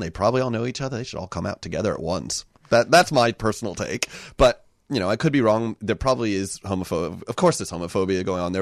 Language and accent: English; United States; now in Victoria, Australia; I grew up in the U S.